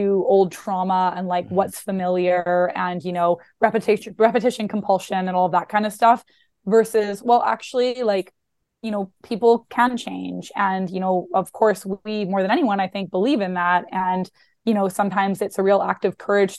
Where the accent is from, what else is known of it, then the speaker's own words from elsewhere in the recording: Canada; moved away as an adult; also born or lived in Vancouver, Canada; now in New York, United States; was living in Vancouver, Canada, working as a therapist at a college there, and had always wanted to move to New York, but didn't think that that was possible being Canadian